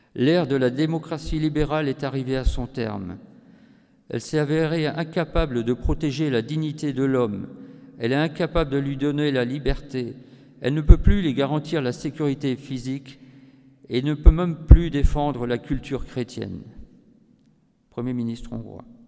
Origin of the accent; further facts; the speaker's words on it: Breton, Brittany, France; j'ai aussi été élu euh, à l'Union internationale des scouts d'Europe au niveau européen, en tant que breton